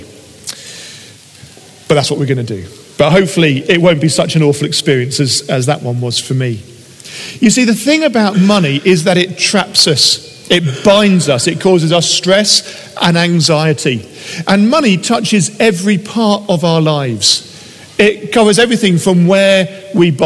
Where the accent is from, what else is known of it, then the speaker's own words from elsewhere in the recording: United Kingdom; things that we do as British people